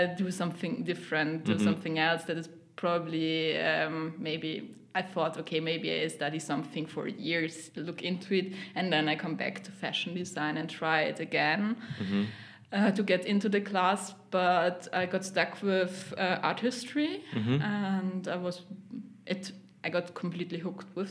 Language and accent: English; Linz, Upper Austria, Austria; English is a second language; moved away as an adult; also born or lived in Vienna; Born, raised in Linz